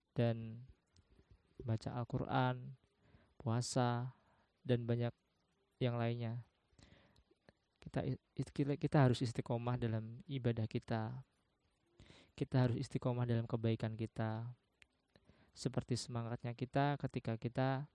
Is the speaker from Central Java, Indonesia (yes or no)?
yes; Semarang, Central Java, Indonesia; Eh, saya dilahirkan di Semarang. Saya domisili di Semarang.